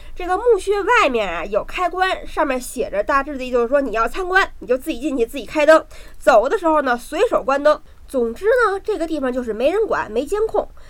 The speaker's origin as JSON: {"language": "Chinese", "region": "Beijing", "country": "China", "tie": "born or raised there", "said": "我好歹生在公主坟，长在八宝山，北京大坟圈子里长大的。"}